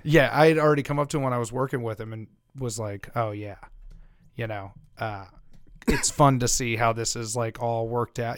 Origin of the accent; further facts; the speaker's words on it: Louisiana, United States; moved away; I grew up in Louisiana.